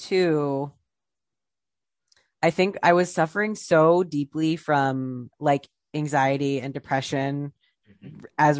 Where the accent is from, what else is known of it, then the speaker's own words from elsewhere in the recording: Ohio, United States; now in New York City, United States; I'm from Ohio